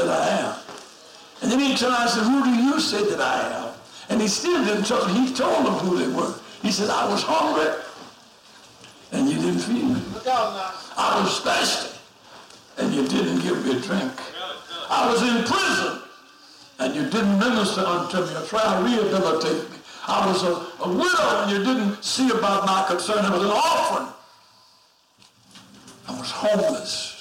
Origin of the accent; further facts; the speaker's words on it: Alabama, United States; I'm from Alabama. My home state.